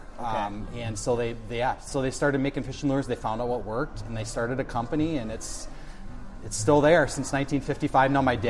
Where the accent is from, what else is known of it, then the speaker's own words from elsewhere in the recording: Gladstone, Michigan, United States; moved away as an adult; also born or lived in Howell, Michigan; I grew up in Gladstone.